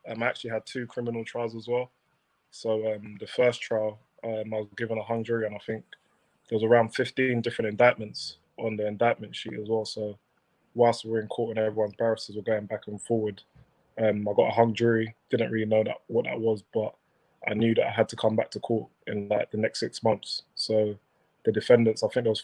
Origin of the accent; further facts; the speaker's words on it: London, United Kingdom; I'm South London boy, bred in and out as well